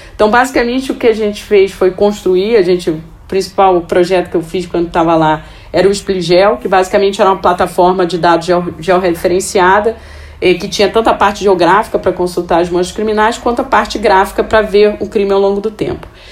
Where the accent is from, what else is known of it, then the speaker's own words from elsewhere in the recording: Rio de Janeiro, Brazil; eu sou carioca e nascida e criada no Rio